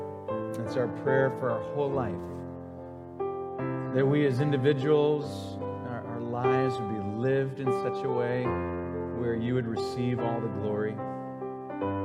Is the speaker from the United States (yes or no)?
yes; Green Bay, Wisconsin, United States; moved away; I am from Green Bay, Wisconsin, the motherland, America's team.